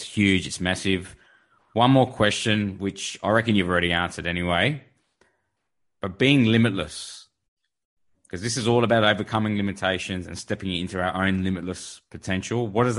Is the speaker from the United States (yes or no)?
no; Adelaide, South Australia, Australia; born or raised there